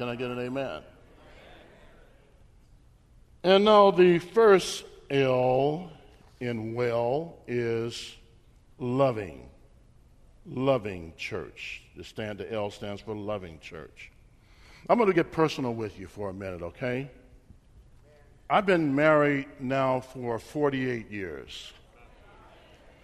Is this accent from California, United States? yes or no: yes; Bakersfield, California, United States; also born or lived in Bay Area, California; My wife and I grew up in Bakersfield, California.